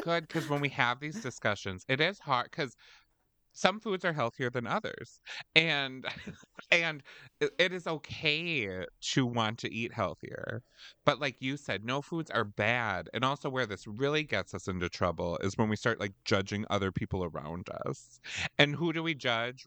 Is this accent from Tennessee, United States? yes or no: no; Wisconsin, United States; We're from Wisconsin